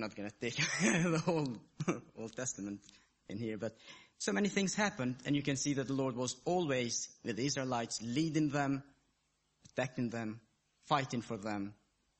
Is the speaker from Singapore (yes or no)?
no; Kosovo; I was born in Kosovo, in a Muslim family. And as I was growing up, a kid, I even started going to the mosque.